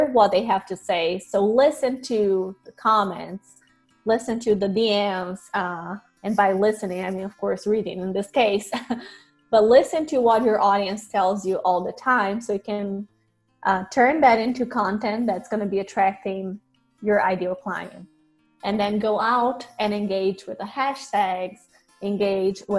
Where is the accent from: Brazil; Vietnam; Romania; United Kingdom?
Brazil; moved away as an adult; now in United States; I grew up in Brazil, was born there